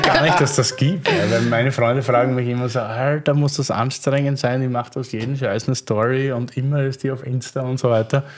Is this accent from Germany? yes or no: no; Austria; aus Sicht eines Österreichers